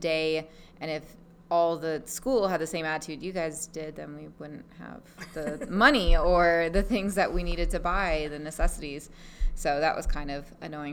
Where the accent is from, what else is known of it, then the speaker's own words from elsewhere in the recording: Big Island, Hawaii, United States; moved away; also born or lived in Las Vegas; I was born and raised in Hawaii on the Big Island